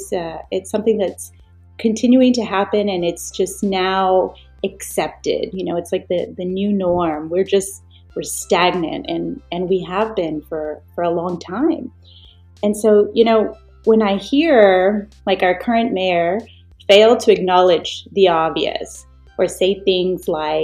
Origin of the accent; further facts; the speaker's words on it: Harlingen, Texas, United States; I was born right here, born and raised in Harlingen.